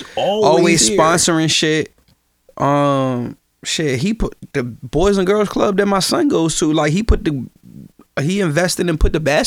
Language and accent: English; Richmond, Virginia, United States; also born or lived in Portsmouth, Virginia; I'm originally from Richmond.